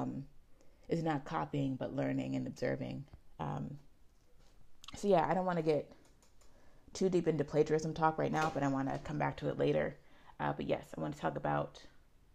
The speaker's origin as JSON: {"language": "English", "town": "Pittsburgh", "region": "Pennsylvania", "country": "United States", "tie": "born or raised there", "said": "I grew up in Garfield, which is a neighborhood in Pittsburgh on the East End"}